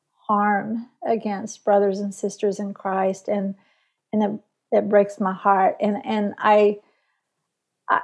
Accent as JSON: {"language": "English", "town": "Tulsa", "region": "Oklahoma", "country": "United States", "moved": "yes", "said": "I'm a Tulsa girl"}